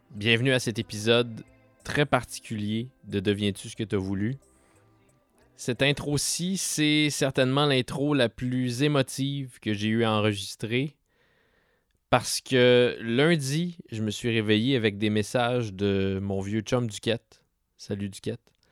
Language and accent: French; Rouyn-Noranda, Quebec, Canada; je viens de Rouen-Oranda, mais mon père est allé étudier à Chicoutimi pendant quelques mois, donc c'est pour ça qu'on se trouvait là à ce moment-là, quand j'avais 4 ans.